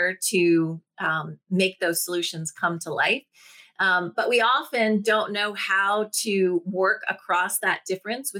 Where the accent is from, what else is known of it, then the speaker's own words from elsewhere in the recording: Washington, District of Columbia, United States; I was raised in Washington, D.C., started my career in politics